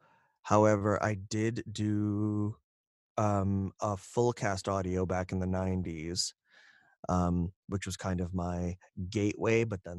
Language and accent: English; India; someone who could do an Indian accent for a series of books that they had coming from India, and being Indian. I was able to give them an authentic Indian accent